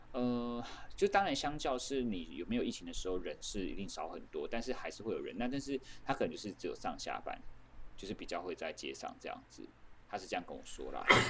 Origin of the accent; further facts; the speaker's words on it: Taiwan; 我说我是台湾人